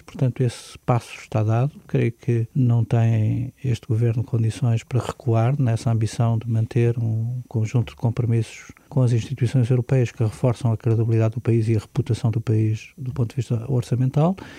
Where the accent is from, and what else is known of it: Portugal; born or raised there